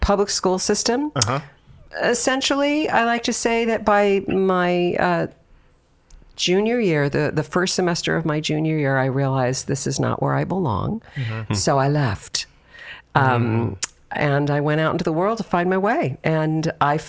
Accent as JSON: {"language": "English", "town": "Los Angeles", "region": "California", "country": "United States", "tie": "born or raised there", "said": "I was born and raised in Southern California"}